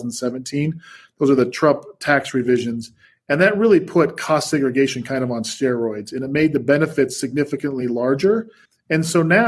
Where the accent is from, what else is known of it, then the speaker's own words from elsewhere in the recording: Salt Lake City, Utah, United States; moved away as an adult; also born or lived in New York; I was born and raised here in Salt Lake